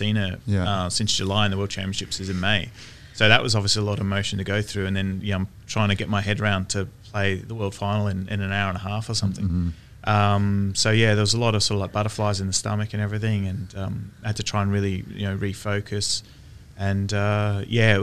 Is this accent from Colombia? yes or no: no; Australia; being a snooker player growing up in Australia